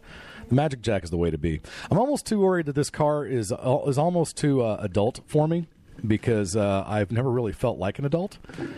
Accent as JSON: {"language": "English", "town": "Norman", "region": "Oklahoma", "country": "United States", "tie": "born or raised there", "said": "As I grew up in Norman, Oklahoma, the great state of Oklahoma, in Norman, college town, obviously"}